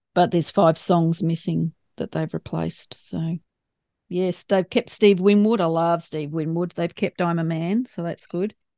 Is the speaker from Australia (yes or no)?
yes; Australia; accent: Australian; my Australian accent.